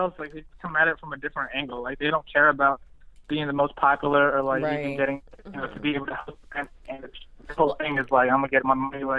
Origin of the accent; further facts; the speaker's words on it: College Park, Maryland, United States; I'm from around the D.C. area, too. I'm from College Park. So, I'm, you know, I'm right down the street from this.